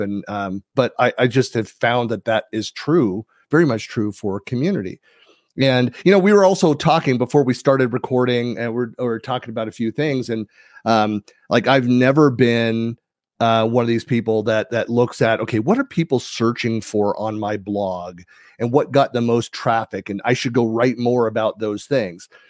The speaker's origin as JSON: {"language": "English", "town": "Danville", "region": "California", "country": "United States", "tie": "born or raised there", "said": "I'm born and raised in the San Francisco Bay Area"}